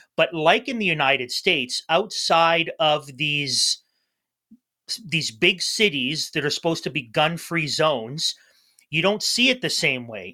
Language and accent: English; Toronto, Ontario, Canada; now in Kingston, Canada; my experience growing up in Toronto